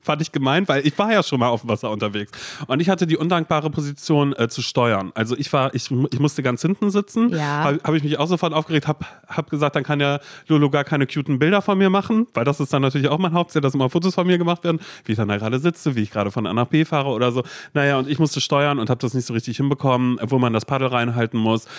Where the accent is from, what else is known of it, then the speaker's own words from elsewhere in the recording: Berlin, Germany; dass wir Berliner sind